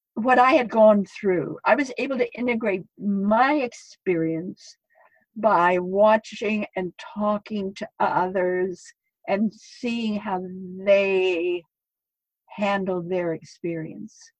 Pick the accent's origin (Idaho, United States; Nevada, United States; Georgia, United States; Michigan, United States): Idaho, United States; moved away as an adult; it was difficult for me to leave Idaho, my, my home state.